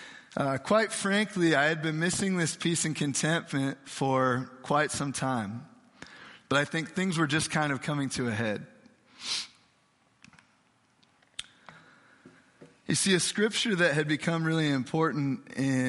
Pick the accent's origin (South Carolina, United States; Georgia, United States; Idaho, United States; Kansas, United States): Idaho, United States; Nampa; moved away; Nampa, Idaho, as it said on there, which is actually my hometown